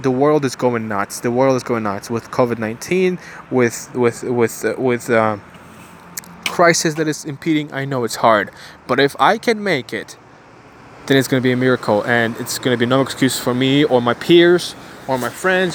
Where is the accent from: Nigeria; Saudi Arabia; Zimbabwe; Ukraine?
Ukraine; now in Bulgaria; I was born in Ukraine